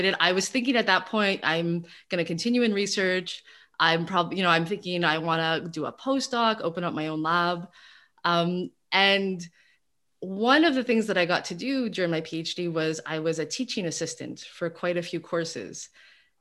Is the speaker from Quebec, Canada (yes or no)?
yes; Montreal, Quebec, Canada; I'm originally from Montreal, so I went through the Seja system and I did all my schooling in Montreal